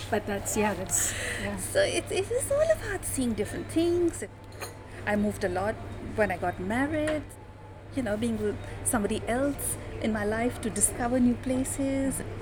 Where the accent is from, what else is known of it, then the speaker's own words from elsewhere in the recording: New Delhi, Delhi, India; also born or lived in South India; families came to India after the partition and settled in North India. So my schooling initially was mostly in North India, but then I've lived and worked mostly in South India